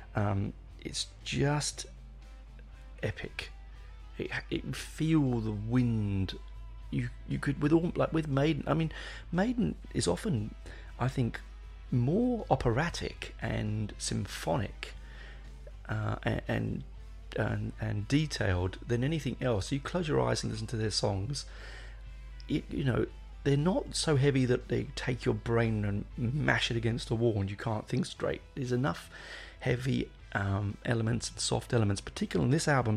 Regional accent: England, United Kingdom; I'm an Englishman

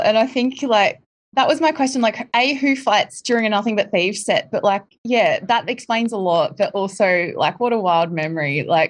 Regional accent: Queensland, Australia; I'm actually from Queensland myself

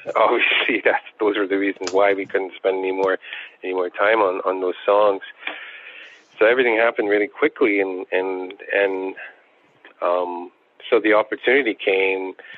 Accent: Attawapiskat, Ontario, Canada; growing up in Attawapiskat

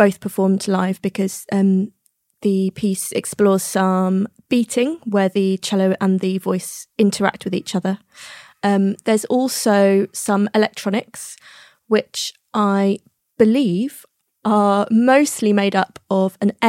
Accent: Tunbridge Wells, South East England, United Kingdom; also born or lived in Leyton, London; now in London, United Kingdom; I grew up in Tunbridge Wells in Kent, and I now live in Leighton in East London.

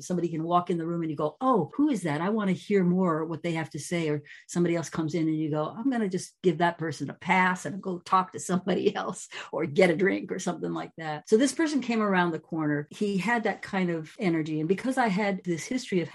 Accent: New York City, New York, United States; moved away as an adult; now in California, United States; I grew up in New York City, which is very nitty gritty

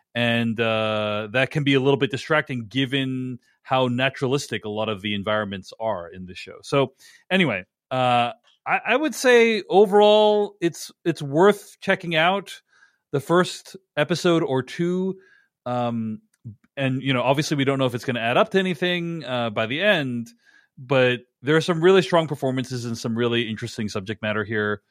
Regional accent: Boston, Massachusetts, United States; I grew up in and around Boston.

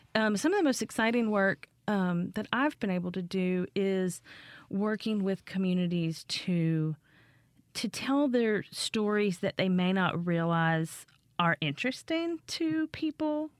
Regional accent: Appalachia, United States; moved away; I grew up in Appalachia

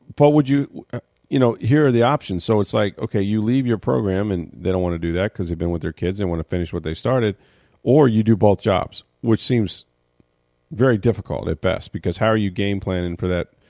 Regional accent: St. Petersburg, Florida, United States; I was born in Saint Petersburg in the Northwest section

